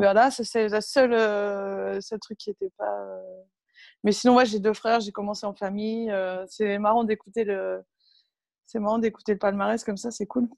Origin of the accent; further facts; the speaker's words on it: Berck-sur-Mer, Hauts-de-France, France; moved away; also born or lived in Cucq; mes parents jouaient un peu au tennis dans le club de la ville où on était dans le nord à l'époque, à Berck-sur-Mer. à côté de Cuxtella Trépied, où je suis juste née en fait, parce qu'il n'y avait pas de, de maternité à Berck, donc du coup, je suis née à Cuc, mais je n'ai jamais vécu là-bas